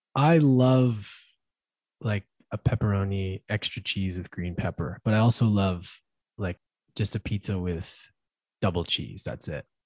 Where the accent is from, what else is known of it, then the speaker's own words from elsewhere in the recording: Edmonton, Alberta, Canada; I ended up back in my hometown Edmonton